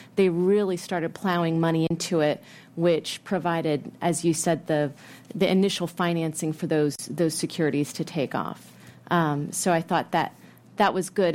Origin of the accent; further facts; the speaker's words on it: United States; as an American